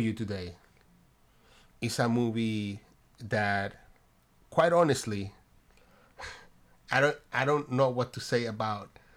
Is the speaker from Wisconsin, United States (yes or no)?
no; New Jersey, United States; I'm from New Jersey